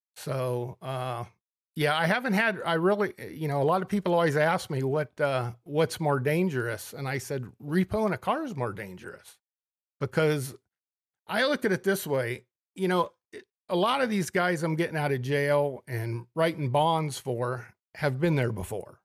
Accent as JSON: {"language": "English", "town": "Ontario", "region": "Ohio", "country": "United States", "also_born_or_lived": "Minnesota", "said": "originally from Mansfield, Ohio, or Ontario, Ohio, just a little, little suburb of Mansfield"}